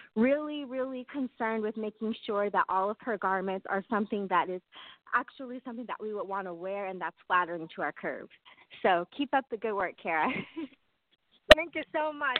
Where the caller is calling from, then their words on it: Sacramento, California, United States; I'm calling from Sacramento, California.